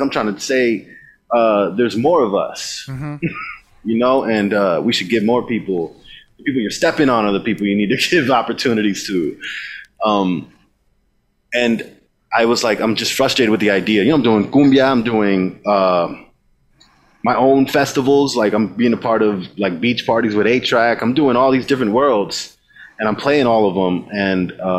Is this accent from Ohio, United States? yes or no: no; Texas, United States; also born or lived in Elgin; I'm raised Tejano. I wasn't born in Texas. I was born in Elgin. So my family, I just adopted all the Tejano traits growing up